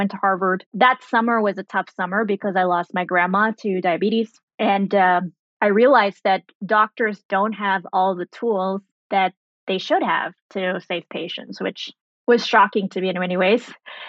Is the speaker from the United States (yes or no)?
no; Germany; also born or lived in Saudi Arabia / Sri Lanka; So I was born in Saudi Arabia. I grew up in Germany. Went to high school in Sri Lanka